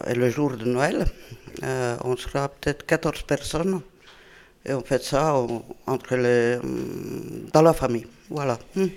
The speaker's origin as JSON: {"language": "French", "region": "Southern Finland", "country": "Finland", "tie": "born or raised there", "also_born_or_lived": "Brittany", "second_language": "French", "moved": "as an adult", "lives_now": "France", "said": "moi je viens du sud de la Finlande"}